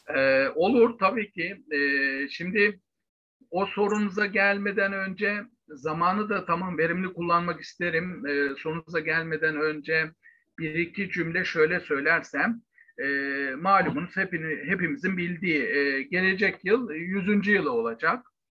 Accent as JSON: {"language": "Turkish", "region": "Bursa", "country": "Turkey", "moved": "yes", "said": "aslen Bursalıyım. Ta içinden, göbenden, yerlisinden, e, Dürdane köyünden a, aslımız."}